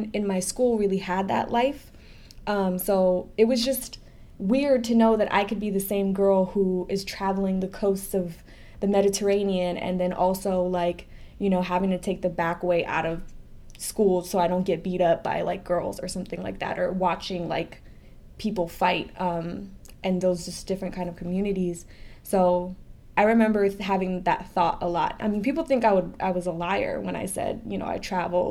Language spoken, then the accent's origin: English; New York City, New York, United States; also born or lived in Staten Island; I'm a very proud Brooklynite. I actually was born in Staten Island.